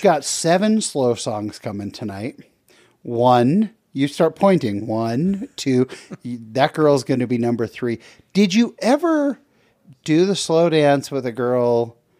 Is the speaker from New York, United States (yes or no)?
no; San Jose, California, United States; I grew up in San Jose, California.